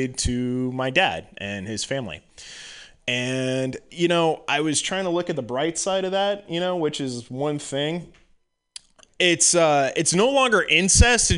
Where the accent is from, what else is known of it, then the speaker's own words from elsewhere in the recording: East Bay, California, United States; I come from the East Bay